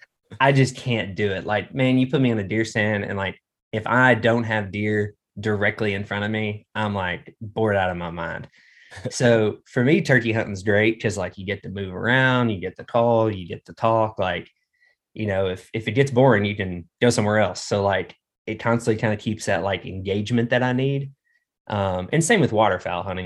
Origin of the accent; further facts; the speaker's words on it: Arkansas, United States; also born or lived in Colorado; grew up in Arkansas, I've been here my whole life